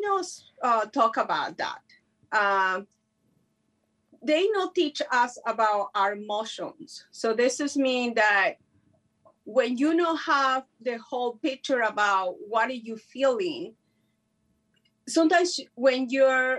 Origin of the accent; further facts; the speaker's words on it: Mexico; first language Spanish; English is a second language; moved away; I learned English in the street. I never went to school, so I hope so you guys understand my English. I'm from Mexico